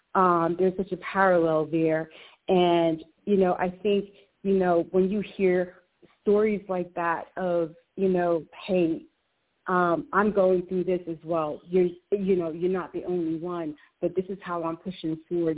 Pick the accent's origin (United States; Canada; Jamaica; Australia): Jamaica; being Jamaican myself